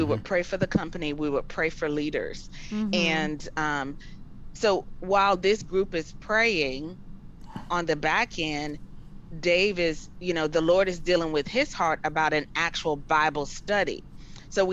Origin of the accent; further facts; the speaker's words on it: Florida, United States; Born and raised in Florida. My family, we are in the Polk County area